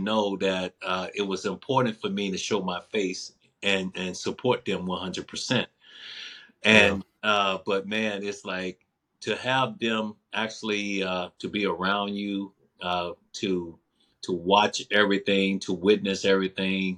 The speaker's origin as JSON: {"language": "English", "region": "Mississippi", "country": "United States", "tie": "born or raised there", "said": "I was brought up that way in Mississippi"}